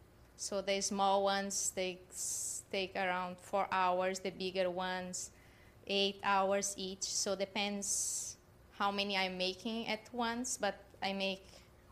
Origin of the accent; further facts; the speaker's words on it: South Brazil, Brazil; now in Boca Raton, United States; I am from South Brazil.